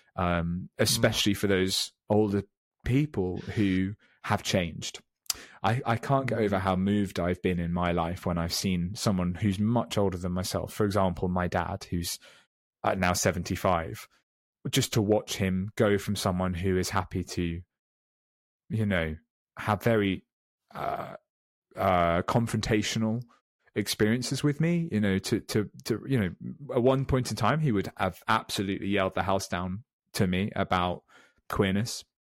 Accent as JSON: {"language": "English", "town": "Weymouth", "region": "South West England", "country": "United Kingdom", "tie": "born or raised there", "moved": "yes", "lives_now": "London, United Kingdom", "said": "I came out in my hometown down in Weymouth in Dorset"}